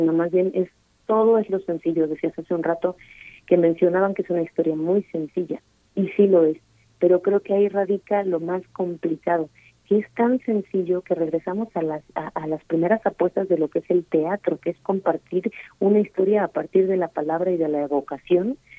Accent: Mexico; falsos sueños que a veces tenemos como mexicanos

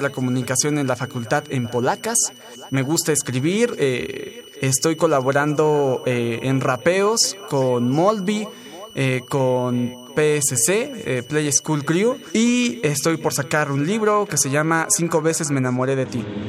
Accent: Tlalnepantla, State of Mexico, Mexico; tengo 25 años, soy de Tlanepantla, Estado de México

